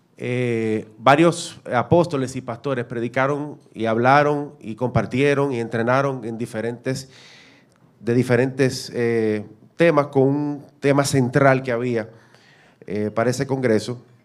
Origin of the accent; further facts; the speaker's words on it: Dominican Republic; nosotros como dominicanos somos representantes de República Dominicana